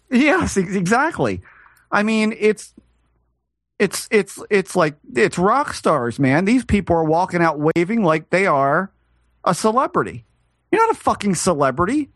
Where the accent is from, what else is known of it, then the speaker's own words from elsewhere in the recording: United States; I'm still an American